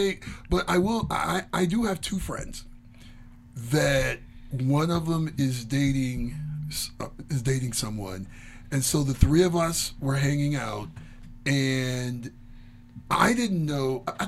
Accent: Midwest, United States; Hot dog down the hallway. You can tell I grew up in the Midwest.

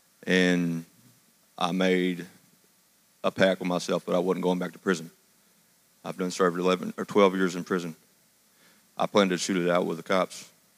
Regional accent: Madisonville, Kentucky, United States; From Madisonville, Kentucky.

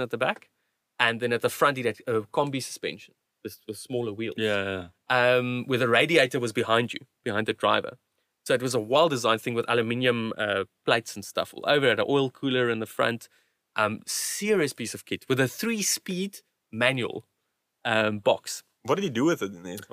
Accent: South Africa; also born or lived in Cape Town / Kuruman; when we moved from Cape Town to, to Kuruman

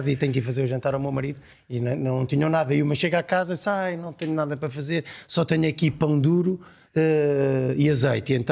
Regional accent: Brazil; now in Portugal

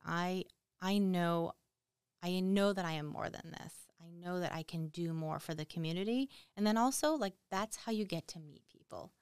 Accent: Boston, Massachusetts, United States; moved away

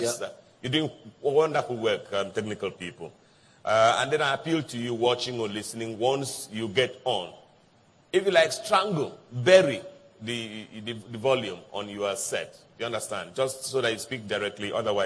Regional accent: South Africa; from South Africa.

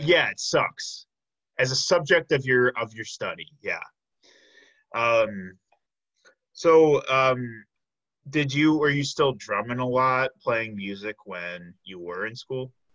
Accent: Chicago, Illinois, United States; moved away as an adult; now in Milwaukee, United States; I am originally from the Chicago area, but I came up here

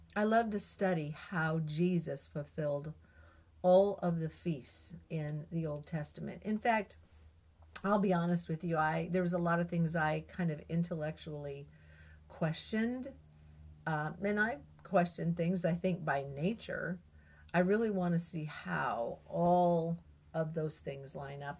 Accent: United States; as an American

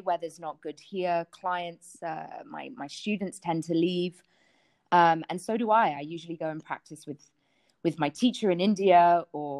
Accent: London, United Kingdom; which my friends and I drank standardly with Coca-Cola in London, growing up in London

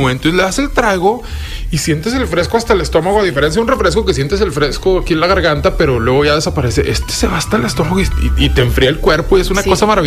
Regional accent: northern Mexico, Mexico; Pero como necios norteños es de que Está sudando, julio 40 grados y es eh, una carnita asada.

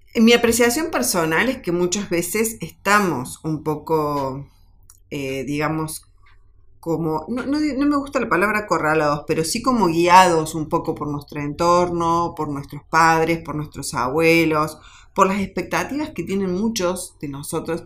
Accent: Argentina; como argentinos

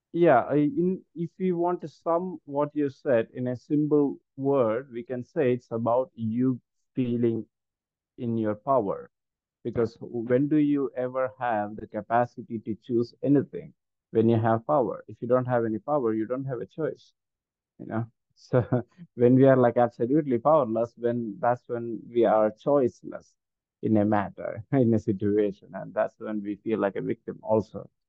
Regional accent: India; first language Malayalam; English is a second language; mainly English and my native language, Malayalam.

